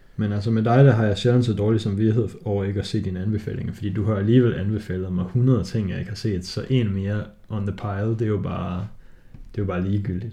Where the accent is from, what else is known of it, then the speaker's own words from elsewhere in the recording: Denmark; jeg er jo dansker